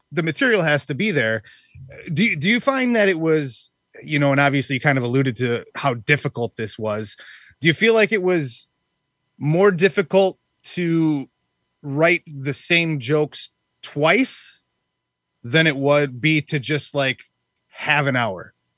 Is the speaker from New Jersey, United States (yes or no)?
no; Wisconsin, United States; I'm actually from Wisconsin.